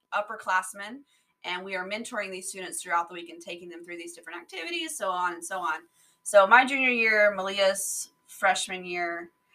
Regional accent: Georgia, United States; moved away as an adult; now in Montgomery, United States; I grew up in Georgia all my life, small town above Atlanta. Went to the same high school all my life, or the same school all my life. Same school in the same location.

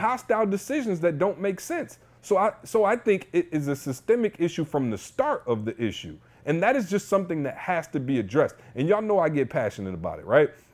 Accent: Lansing, Michigan, United States; I grew up in Lansing

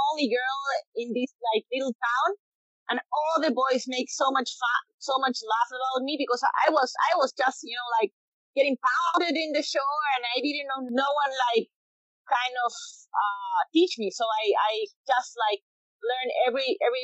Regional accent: Chile; Born and raised in Chile

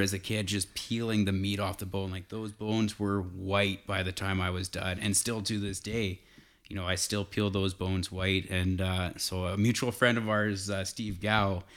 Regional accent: south of Calgary, Southern Alberta, Canada; also born or lived in Edmonton; I grew up in Southern Alberta, south of Calgary, by about an hour. So the Porcupine Hills is, is home to me

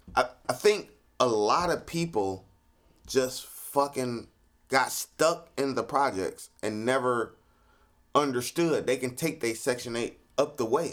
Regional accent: Cleveland, Ohio, United States; growing up in Cleveland

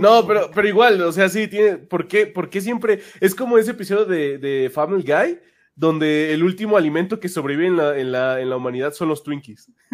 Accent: Mexico City, Mexico; yo soy de la Ciudad de México, técnicamente la, la, segunda capital más grande del mundo

